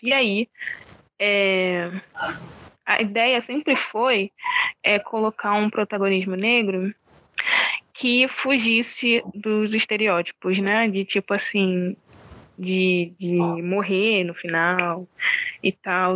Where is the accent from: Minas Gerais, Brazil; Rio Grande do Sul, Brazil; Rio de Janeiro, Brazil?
Rio de Janeiro, Brazil; eu sou de Oswaldo Cruz, né? Aqui do subúrbio do Rio